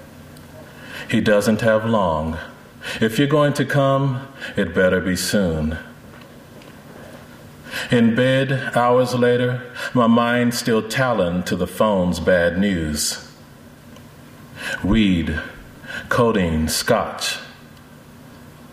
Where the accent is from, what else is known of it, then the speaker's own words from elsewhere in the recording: North Carolina, United States; moved away; I grew up in North Carolina for about 10 years